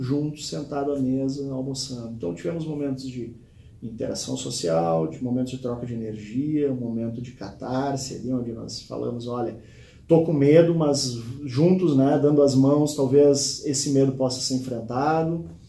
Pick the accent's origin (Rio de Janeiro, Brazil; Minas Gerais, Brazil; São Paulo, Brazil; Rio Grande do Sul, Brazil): Rio Grande do Sul, Brazil; Eu sou natural do Rio Grande do Sul